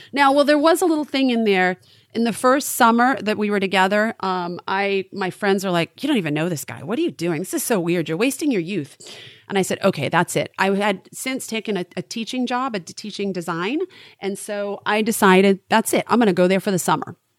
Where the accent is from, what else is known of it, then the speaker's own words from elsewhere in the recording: Maine, United States; moved away; I was raised in Maine.